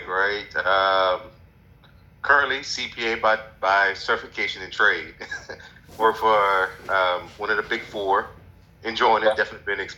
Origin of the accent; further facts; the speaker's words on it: New Orleans, Louisiana, United States; moved away as an adult; also born or lived in Atlanta, Georgia; now in DC area, United States; born and raised in New Orleans.